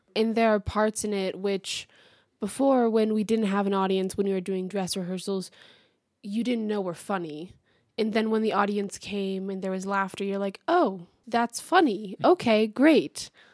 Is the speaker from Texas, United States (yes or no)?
yes; Houston, Texas, United States; moved away as an adult; also born or lived in Elsah, Illinois; I'm from Houston, Texas.